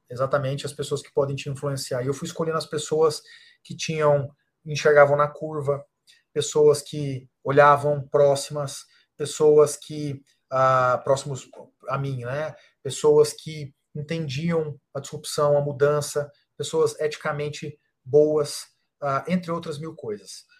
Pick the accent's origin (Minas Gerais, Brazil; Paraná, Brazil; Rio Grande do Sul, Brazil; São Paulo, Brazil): Minas Gerais, Brazil; Uberaba; moved away; eu sou de Uberaba, Minas Gerais, uma cidade de uh, ah, 300 mil habitantes